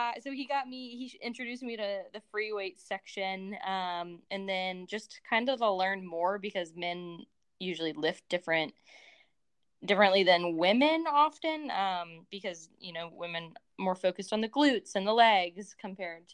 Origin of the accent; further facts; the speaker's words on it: Virginia, United States; also born or lived in Ohio; I'm originally from Virginia